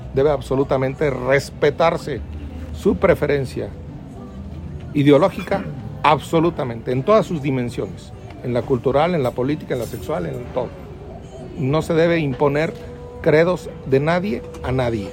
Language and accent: Spanish; Mexico